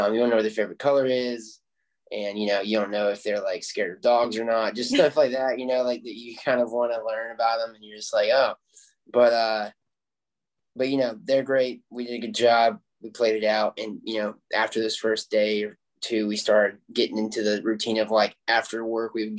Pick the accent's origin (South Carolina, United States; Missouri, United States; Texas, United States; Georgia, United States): South Carolina, United States; I'm from South Carolina